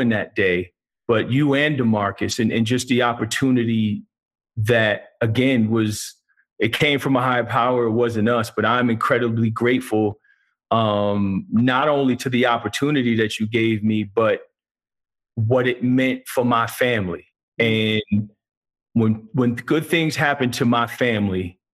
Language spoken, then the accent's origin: English; New Jersey, United States; also born or lived in Middlesex County, New Jersey; now in San Diego, United States; growing up in New Jersey